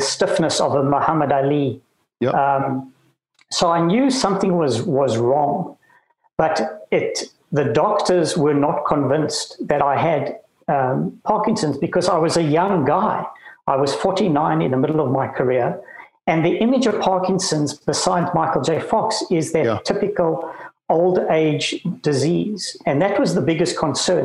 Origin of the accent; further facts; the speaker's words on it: Cape Town, Western Cape, South Africa; moved away as an adult; also born or lived in Bloemfontein / Johannesburg / New Zealand / Ontario, Canada; I was born in Bloemfontein, of all places, and grew up in Cape Town